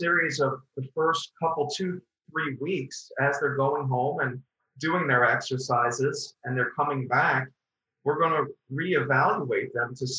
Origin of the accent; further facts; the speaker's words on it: Long Island, New York, United States; also born or lived in Queens, New York; I'm originally from Queens, New York, and I grew up on Long Island